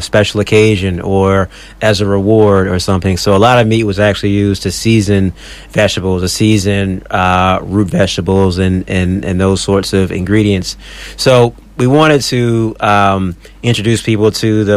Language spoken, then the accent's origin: English; North Carolina, United States; now in Australia; we're being from North Carolina